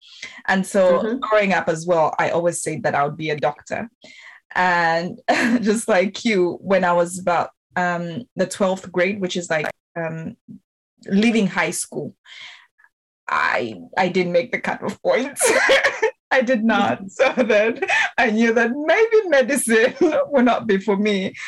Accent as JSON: {"language": "English", "country": "Zambia", "tie": "born or raised there", "moved": "yes", "said": "I am originally from Zambia"}